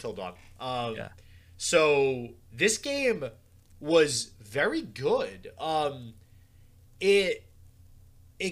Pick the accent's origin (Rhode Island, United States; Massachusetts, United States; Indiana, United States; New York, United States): Rhode Island, United States; because I'm from Rhode Island